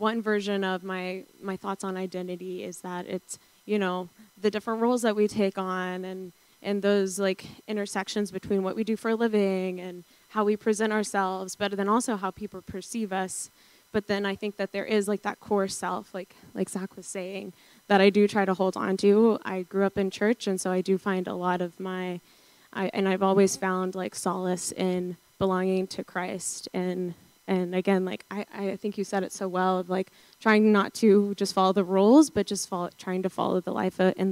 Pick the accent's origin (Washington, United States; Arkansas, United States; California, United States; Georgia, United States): Georgia, United States; suburb outside of Atlanta; moved away; I'm from a suburb outside of Atlanta, Georgia